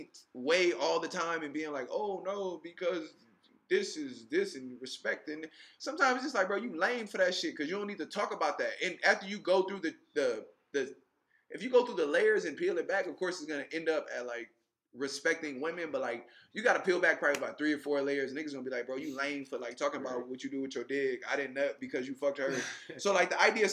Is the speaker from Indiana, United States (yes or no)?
no; California, United States; also born or lived in Louisiana; I'm from California